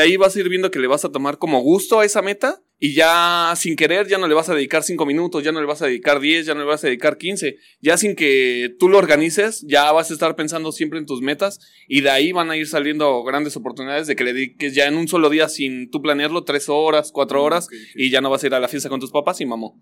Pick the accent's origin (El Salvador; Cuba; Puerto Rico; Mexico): Mexico; nosotros como mexicanos